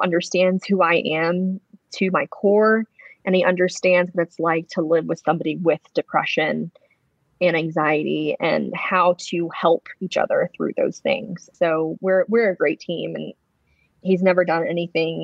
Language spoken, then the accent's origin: English; Wilmington, North Carolina, United States; born or raised there